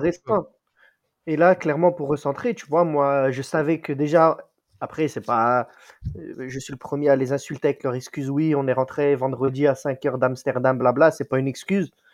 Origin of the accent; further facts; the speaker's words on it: Marseille, Provence-Alpes-Côte d'Azur, France; je suis vrai Marseillais